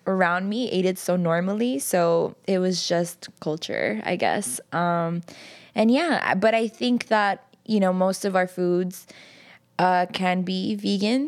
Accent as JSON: {"language": "English", "town": "New York City", "region": "New York", "country": "United States", "tie": "born or raised there", "said": "I grew up in Jackson Heights, which is a predominantly Colombian neighborhood"}